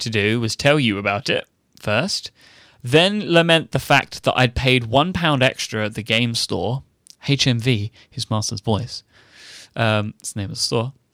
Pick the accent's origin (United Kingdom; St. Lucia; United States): United Kingdom; I'm British